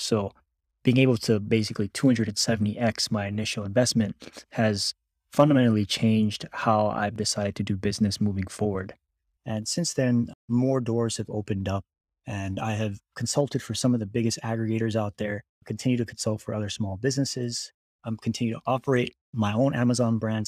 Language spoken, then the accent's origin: English; Hawaii, United States; moved away as an adult; also born or lived in Texas; I was born and raised in Hawaii